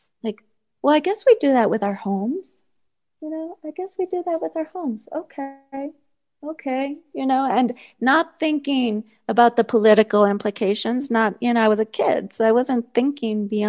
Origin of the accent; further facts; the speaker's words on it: El Paso, Texas, United States; I grew up in El Paso, Texas, right along that border